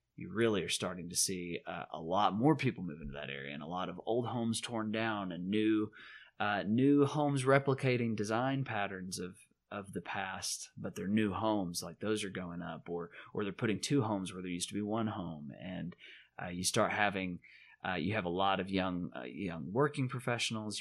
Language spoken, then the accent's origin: English; the South, United States; moved away; also born or lived in Chicago; growing up in the South